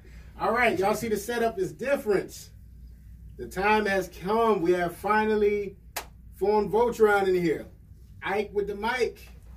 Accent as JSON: {"language": "English", "country": "United States", "tie": "born or raised there", "said": "growing up in America"}